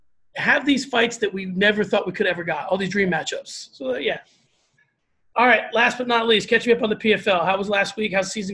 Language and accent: English; East Coast, United States; moved away; also born or lived in South Carolina; obviously I'm from the East Coast, and I was stationed in South Carolina while I was in the military.